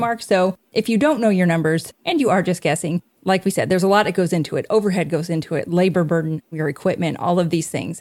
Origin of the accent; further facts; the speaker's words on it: Indiana, United States; we're from Indiana